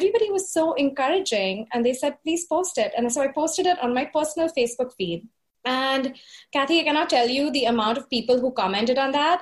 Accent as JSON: {"language": "English", "town": "Mumbai", "region": "Maharashtra", "country": "India", "tie": "born or raised there", "moved": "as an adult", "lives_now": "New York, United States", "said": "my hometown of Bombay"}